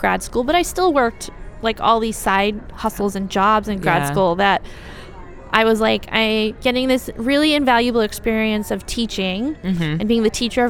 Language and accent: English; Ohio, United States; moved away as an adult; now in San Antonio, Texas, United States; I grew up partly in Ohio